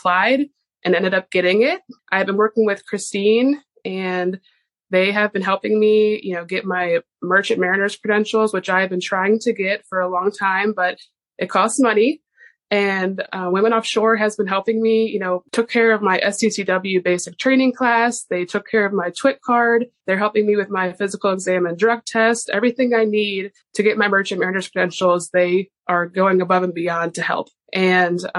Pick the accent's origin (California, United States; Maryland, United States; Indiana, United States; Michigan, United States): Maryland, United States; Owings; I am from Owings, Maryland